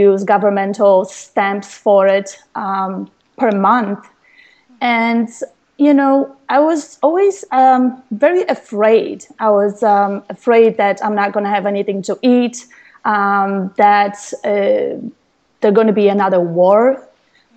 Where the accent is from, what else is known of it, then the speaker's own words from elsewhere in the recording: Poland; moved away; I was born in Poland to a low-income family.